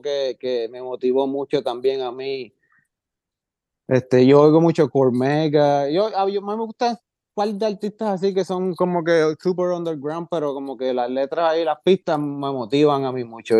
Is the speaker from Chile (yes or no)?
no; Puerto Rico; moved away; also born or lived in Jacksonville, Florida; yo fui de Puerto Rico a Jacksonville, Florida